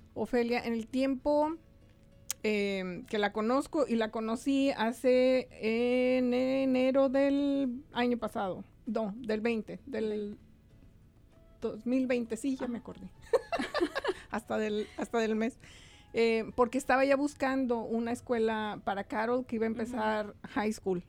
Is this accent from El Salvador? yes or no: no; Mexico; moved away as an adult; now in United States; Yo llegué directito de México buscando una escuela para mis hijos